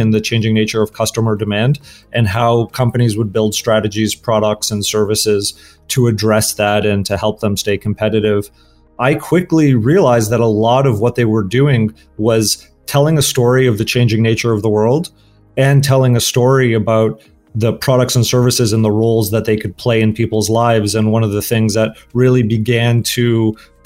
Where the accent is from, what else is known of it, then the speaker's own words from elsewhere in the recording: Toronto, Ontario, Canada; moved away as an adult; also born or lived in Los Angeles, United States; I grew up in Toronto, Canada. I then moved to the US in my early 20s and then ended up in Los Angeles for graduate